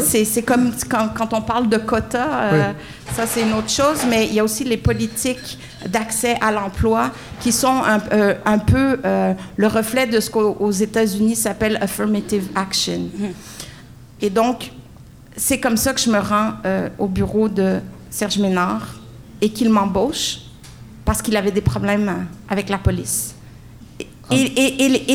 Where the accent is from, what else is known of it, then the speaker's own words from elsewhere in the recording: Montreal, Quebec, Canada; j'ai été élevée sur, le coin de la rue Barclay